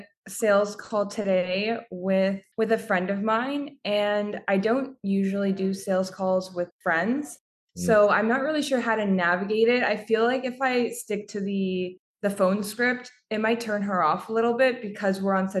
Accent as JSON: {"language": "English", "country": "Canada"}